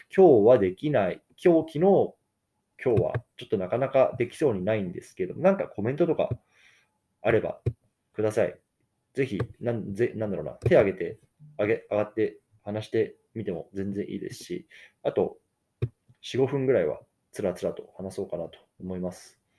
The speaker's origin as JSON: {"language": "Japanese", "country": "Japan", "tie": "born or raised there", "moved": "yes", "lives_now": "United States"}